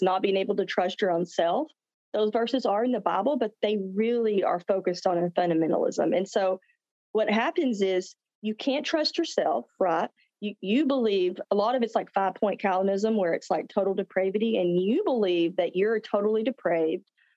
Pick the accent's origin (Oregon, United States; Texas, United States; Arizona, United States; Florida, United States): Texas, United States; the South, small town; I'm from the South. I live in Texas, small town Texas.